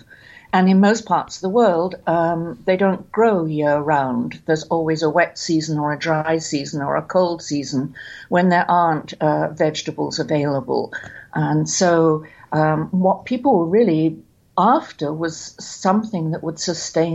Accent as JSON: {"language": "English", "region": "England", "country": "United Kingdom", "tie": "born or raised there", "said": "growing up in England. We never bought vegetables. We grew them all."}